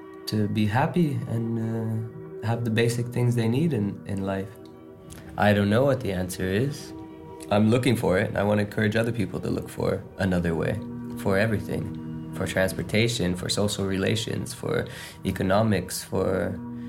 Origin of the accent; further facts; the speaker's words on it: United States; I was born in America